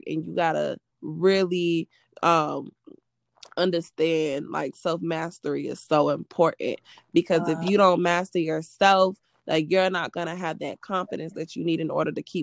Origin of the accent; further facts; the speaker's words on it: Atlanta, Georgia, United States; also born or lived in Savannah, Georgia / New York; I'm from Atlanta.